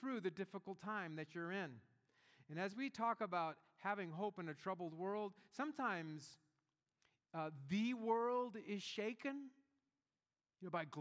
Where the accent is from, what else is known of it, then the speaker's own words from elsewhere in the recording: Gulf Coast of Northwest Florida, United States; I grew up in the Gulf Coast of Northwest Florida, and in our town there was a very large military base, Eglin Air Force Base